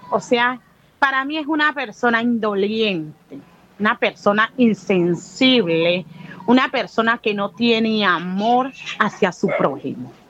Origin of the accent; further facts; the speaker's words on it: Buenaventura, Valle del Cauca, Colombia; tengo 39 años, soy nacida y criada aquí en Buenaventura y en este sector.